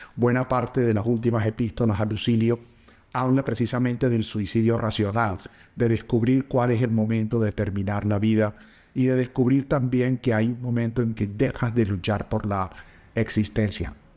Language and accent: Spanish; La Guajira, Colombia; crecí en la Guajira colombiana